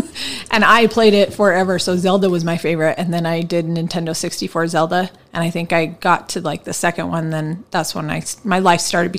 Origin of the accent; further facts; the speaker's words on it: Missouri, United States; moved away; I was born in Missouri.